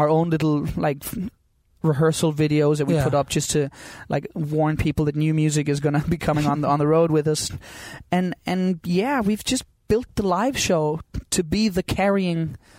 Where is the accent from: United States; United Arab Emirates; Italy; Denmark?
Denmark; Copenhagen, Capital Region of Denmark; my hometown called Christiania, this tiny little community in the middle of Copenhagen.